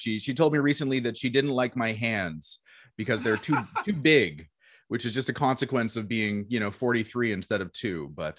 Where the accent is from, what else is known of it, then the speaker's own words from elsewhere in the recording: Ontario, Canada; I'm a Canadian who's lived in Canada my whole life, and I can read the other side of a cereal box in French, but not speak a word of it, as is unfortunately the case for those many of us in Ontario, but not Quebec.